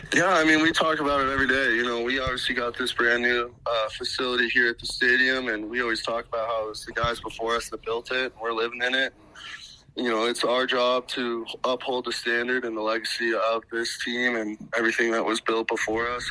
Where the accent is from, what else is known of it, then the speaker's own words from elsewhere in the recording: Bozeman, Montana, United States; I was obviously growing up in Bozeman, Montana.